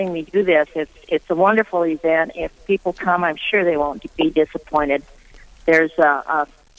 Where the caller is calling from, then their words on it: Rapid City, South Dakota, United States; I'm in Rapid City.